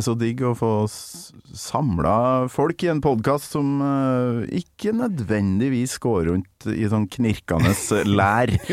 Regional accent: Kolvereid, Trøndelag, Norway; der jeg kommer ifra, da, Kolvereid, i, nesten på nordlandsgrensa

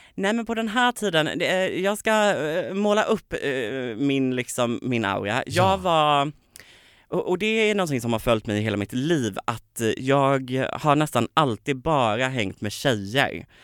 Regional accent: Påryd, Kalmar County, Sweden; born or raised there; moved away

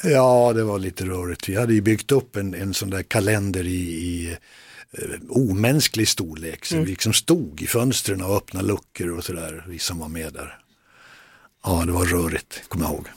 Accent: Västerdalarna, Dalarna County, Sweden; det var där jag, där jag växte upp

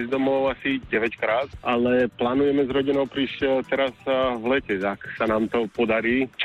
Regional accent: Ružomberok, Žilina Region, Slovakia; moved away as an adult; also born or lived in Trnava; now in Charlotte, United States; Pochádzam z Ružomberka.

